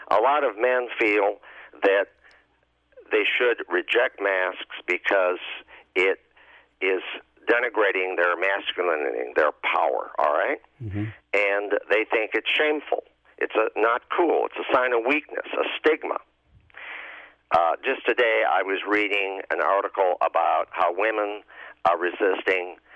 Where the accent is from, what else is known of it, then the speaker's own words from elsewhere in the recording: Chicago, Illinois, United States; I say this as a Catholic. I say this as a Chicagoan and an Illinoisan and a citizen of the United States.